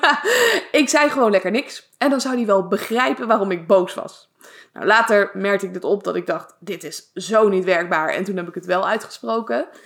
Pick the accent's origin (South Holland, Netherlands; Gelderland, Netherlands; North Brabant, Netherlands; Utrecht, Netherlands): South Holland, Netherlands; Leiden; also born or lived in Zoetermeer; Maar ik kom zelf uit Leiden